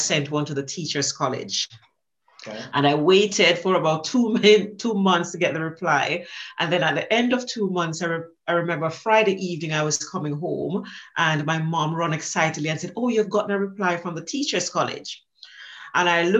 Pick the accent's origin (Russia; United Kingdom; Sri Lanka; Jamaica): Jamaica; I grew up in Jamaica, as you can tell from the accent, and I grew up very poor in Jamaica.